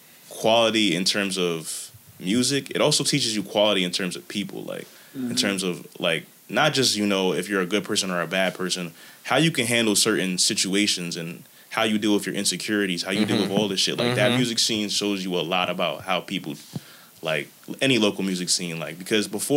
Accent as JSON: {"language": "English", "region": "New Jersey", "country": "United States", "tie": "born or raised there", "said": "Jersey raised me"}